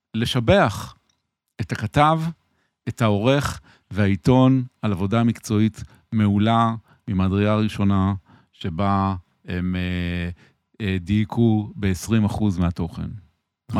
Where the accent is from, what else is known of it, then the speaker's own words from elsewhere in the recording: Tel Aviv, Tel Aviv District, Israel; אני גדלתי ברחוב ירמיהו בתל אביב, על גדת הירקון